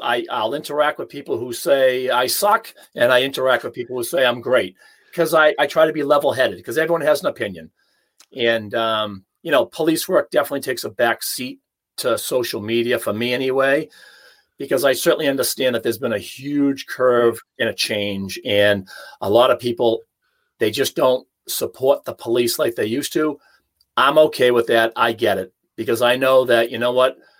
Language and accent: English; Hanover, Massachusetts, United States; my hometown in Hanover